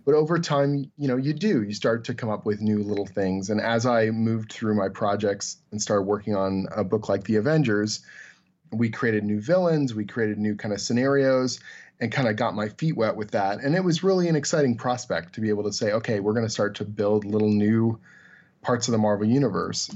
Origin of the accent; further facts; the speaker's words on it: Canada; I'm Canadian